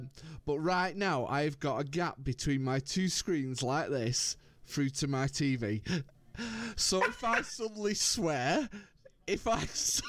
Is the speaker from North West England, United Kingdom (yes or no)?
yes; Lancashire, North West England, United Kingdom